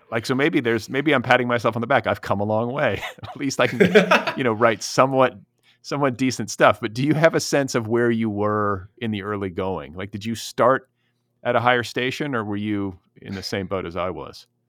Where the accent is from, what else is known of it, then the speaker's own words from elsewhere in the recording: Milwaukee and Indianapolis, Midwest, United States; I grew up in the the Midwest myself. I'm from Milwaukee and Indianapolis